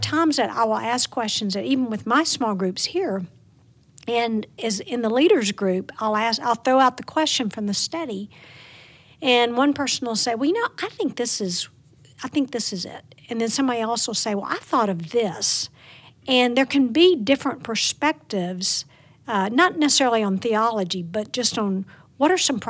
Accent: Plain Dealing, Louisiana, United States; Plain Dealing, Louisiana.

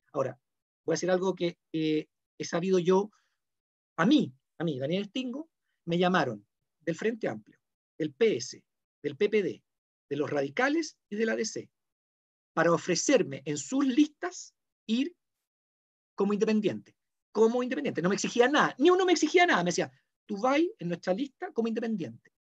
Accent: Chile; así somos los chilenos

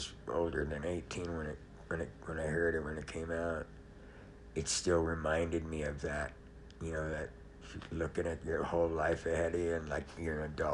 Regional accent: Los Angeles, California, United States; moved away as an adult; also born or lived in San Diego; I grew up in Los Angeles

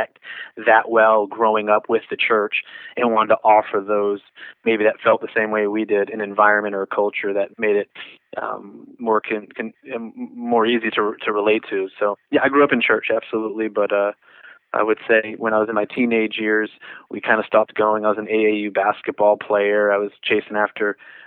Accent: New England, United States; also born or lived in Texas; I was born in Texas and grew up in New England

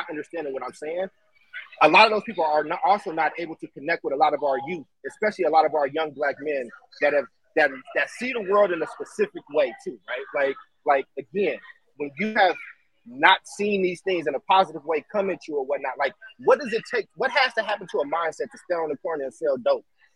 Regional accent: Oakland, California, United States; now in Chicago, United States; I grew up in Oakland and I live in Chicago

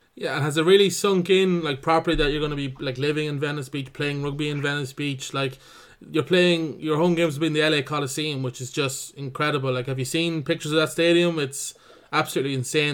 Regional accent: Cavan, Ulster, Ireland; I'm from Cavan

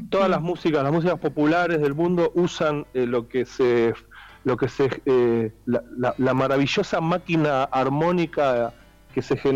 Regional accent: Argentina; tengo una cosa muy fuerte con mi tierra, mi familia, mis abuelos, mis bisabuelos, mis vecinos, mi ciudad, hmm. las otras ciudades, mis otras ciudades

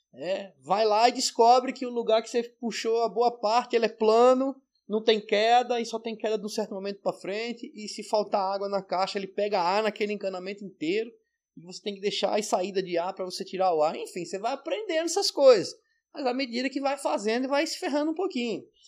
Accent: Maceió, Alagoas, Brazil; moved away; also born or lived in São Paulo; eu vim de Maceió, da praia, depois estava em São Paulo, na capital

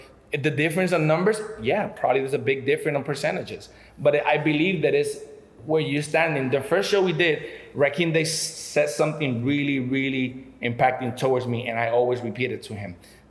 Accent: United States; Because I'm American, I could do whatever I want to do in and out, whenever I want to come in and out.

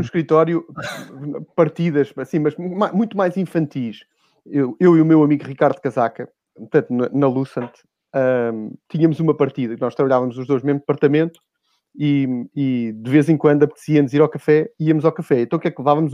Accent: Lisbon, Portugal; Eu sou dos Olivais

